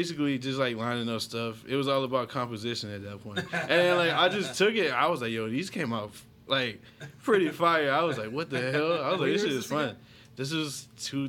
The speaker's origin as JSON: {"language": "English", "town": "Port Arthur", "region": "Texas", "country": "United States", "tie": "born or raised there", "also_born_or_lived": "Abilene, Texas", "moved": "yes", "said": "I'm from Port Arthur, Texas, which is southeast Texas"}